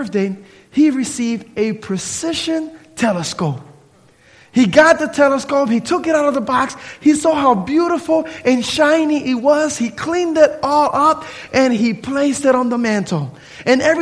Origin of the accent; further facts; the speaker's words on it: Camden, New Jersey, United States; now in Tallahassee, United States; Growing up in New Jersey, Camden, New Jersey, with all of the pollution and everything else, you really don't see the stars at nighttime